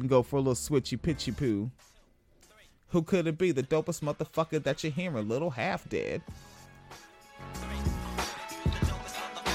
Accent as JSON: {"language": "English", "town": "Spanaway", "region": "Washington", "country": "United States", "tie": "born or raised there", "said": "I'm from Washington State. I spent my childhood in Spanaway."}